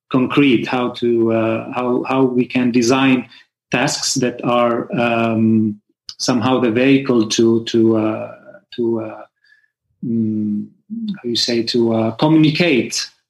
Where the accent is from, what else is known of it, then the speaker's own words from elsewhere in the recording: Lebanon; I came from Lebanon to Barcelona for a workshop, and we met in this workshop specifically.